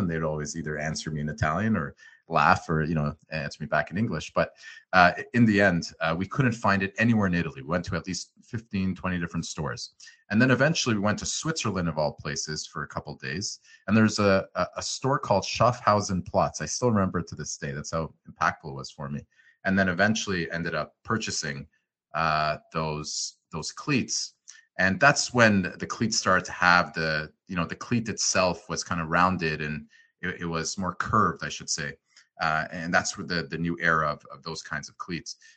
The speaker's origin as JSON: {"language": "English", "town": "Ottawa", "region": "Ontario", "country": "Canada", "tie": "born or raised there", "also_born_or_lived": "Montreal / Los Angeles", "lives_now": "Toronto, Canada", "said": "I was born in uh, Montreal, good old Montreal. Unfortunately, I was only there for two months. It seemed uh, like a very fun place to be later in life, but I, I moved to Ottawa with my family"}